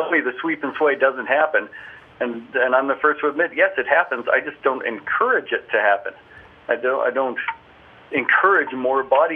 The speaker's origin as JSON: {"language": "English", "town": "Calgary", "region": "Alberta", "country": "Canada", "tie": "born or raised there", "also_born_or_lived": "Orlando", "said": "I am in my hometown of Calgary, Alberta, Canada, which is where I live full-time"}